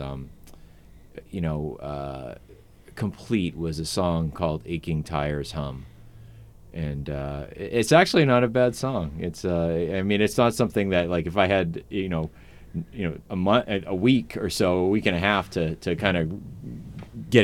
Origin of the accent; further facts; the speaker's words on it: Portland, United States; I was born and raised right here in Portland